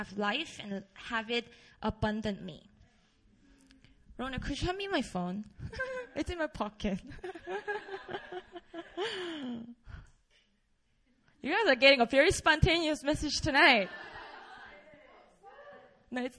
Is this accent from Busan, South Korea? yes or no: yes; Busan, South Korea; English is a second language; moved away as an adult; also born or lived in Seoul; I grew up in Busan, a beautiful city down in South in Korea